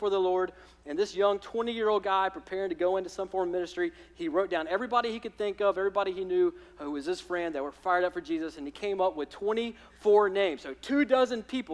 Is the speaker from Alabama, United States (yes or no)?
yes; Alabama, United States; moved away; I'm from Alabama